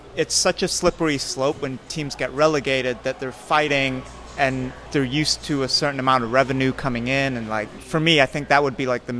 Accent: Barnsley, Yorkshire and the Humber, United Kingdom; I grew up in Barnsley, which is about 30 miles east of Manchester.

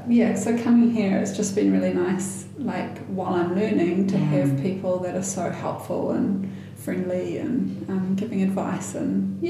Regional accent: Northland, New Zealand; But I was born and bred in Northland, and I'm pretty proud to be from this province.

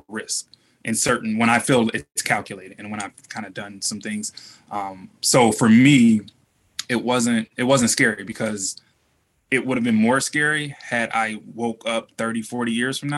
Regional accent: Detroit, Michigan, United States; we're from Detroit

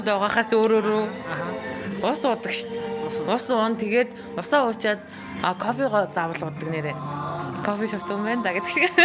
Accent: Mörön, Khövsgöl, Mongolia; also born or lived in Ulaanbaatar; өссөн төрсөн нутаг болох өсгөлтэй ирсэн

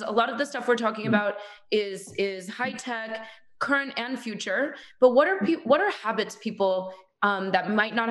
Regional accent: United States; being American again

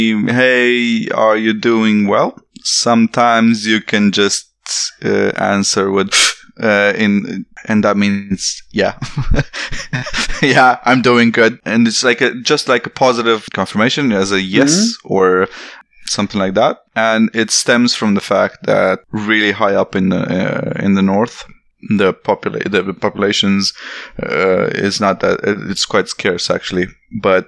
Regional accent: Romania; English is a second language; moved away as an adult; also born or lived in Västervik, Sweden; I have an accent. I'm Romanian

